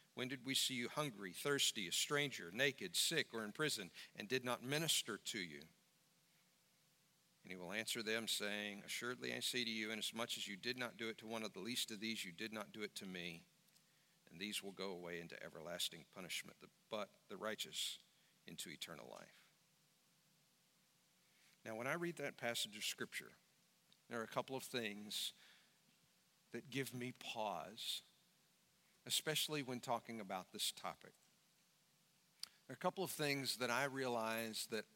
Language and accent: English; United States; as an American